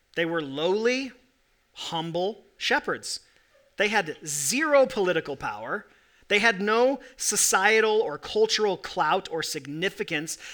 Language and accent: English; Corvallis, Oregon, United States; now in Salt Lake City, United States; I was born in Corvallis, Oregon